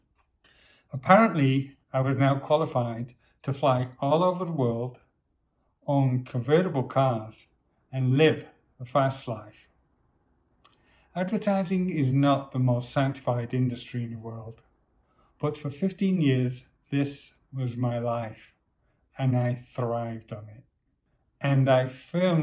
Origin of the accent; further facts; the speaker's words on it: Manchester, North West England, United Kingdom; I was born in Manchester in the northwest of England to low-income parents, then raised in the biggest city council estate in the UK.